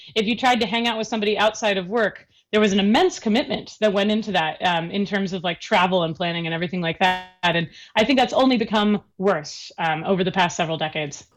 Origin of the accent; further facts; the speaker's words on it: Seattle, Washington, United States; I grew up in the Seattle area